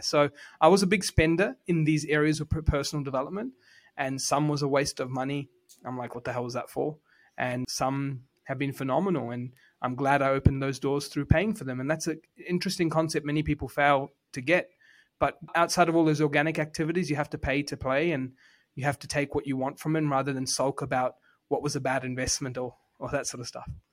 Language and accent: English; New Zealand; I was born in Housing Commission in New Zealand